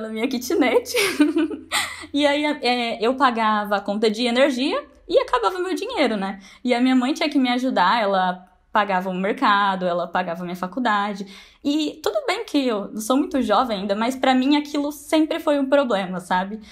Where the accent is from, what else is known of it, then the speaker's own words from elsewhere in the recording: Ibiraúna, Brazil; eu sou de Ibiraúna, uma cidadezinha de cinco mil habitantes